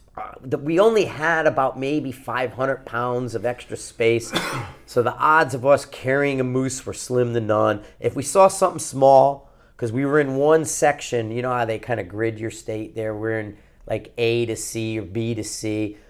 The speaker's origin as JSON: {"language": "English", "region": "Connecticut", "country": "United States", "tie": "born or raised there", "said": "I'm fucking kid from Connecticut"}